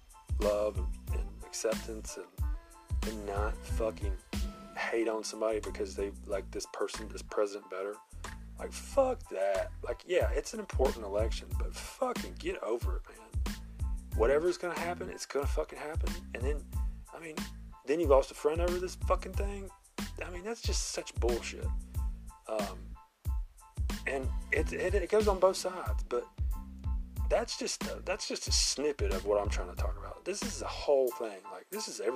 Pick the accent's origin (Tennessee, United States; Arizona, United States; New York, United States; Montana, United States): Tennessee, United States; Memphis; I'm from Memphis